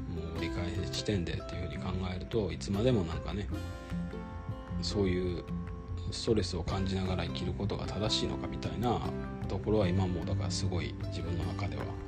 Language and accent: Japanese; Kyoto, Japan; 京都生まれ京都育ちなので